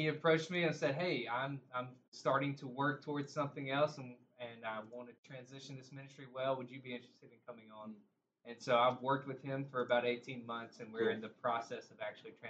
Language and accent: English; North Carolina, United States; I am from North Carolina.